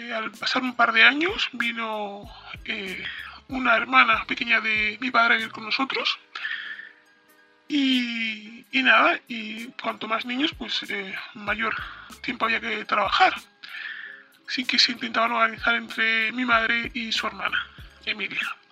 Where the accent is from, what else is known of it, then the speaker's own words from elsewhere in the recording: Spain; also born or lived in Morocco; venimos de Marruecos y nos hemos vivido a España desde que yo tenía ocho meses aproximadamente. Llevo viviendo aquí